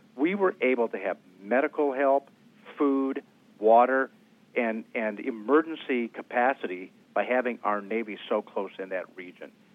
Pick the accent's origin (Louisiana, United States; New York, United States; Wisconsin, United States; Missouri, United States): Wisconsin, United States; My home state of Wisconsin